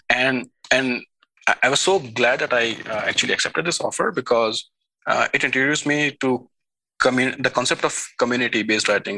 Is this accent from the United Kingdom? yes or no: no; India; moved away as an adult; also born or lived in Switzerland; now in Silicon Valley, United States; I was raised in India uh, for the first 20 years of my life.